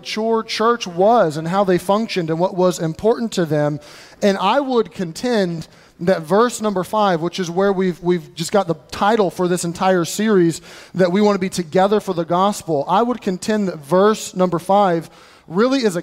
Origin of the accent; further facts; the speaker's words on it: United States; I'm American